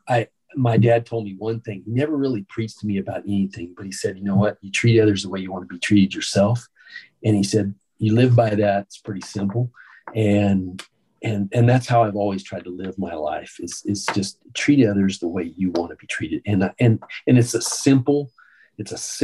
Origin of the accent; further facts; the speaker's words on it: New Mexico, United States; moved away as an adult; now in Austin, United States; I was from New Mexico